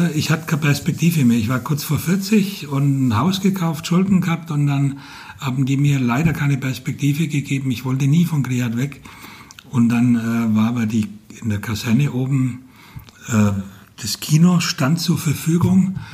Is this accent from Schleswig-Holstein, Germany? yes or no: no; Franconia, Bavaria, Germany; accent: Franconian; moved away as an adult; also born or lived in Ansbach; now in Fulda, Germany; ich bin Franke und ich, als ich vor über 30 Jahren hierher kam